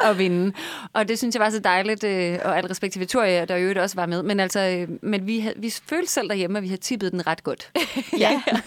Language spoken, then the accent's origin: Danish; Vejle, Southern Denmark, Denmark; Jeg er fra Vejle